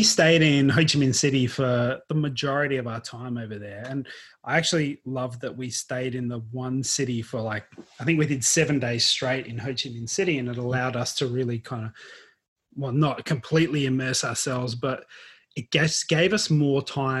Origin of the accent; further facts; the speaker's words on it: Queensland, Australia; now in Victoria, Australia; So, growing up in Queensland, we've already spoken about this, we had pineapple all the time.